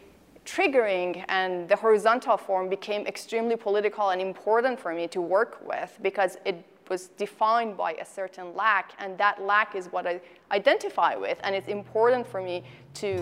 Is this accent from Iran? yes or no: yes; Iran; moved away as an adult; also born or lived in Chicago; now in Tucson, United States; I was born and raised in Iran, and I finished my undergraduate at the University of Tehran